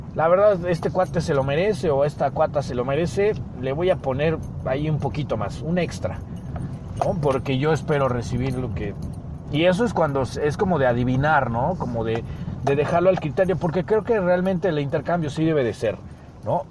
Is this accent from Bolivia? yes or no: no; Mexico; porque somos mexicanos